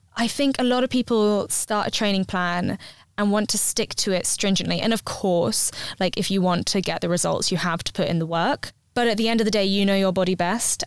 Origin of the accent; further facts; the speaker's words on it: London, United Kingdom; moved away as an adult; now in Bristol, United Kingdom; I come from London, and yeah. so I never had a garden before. And then we moved out to Bristol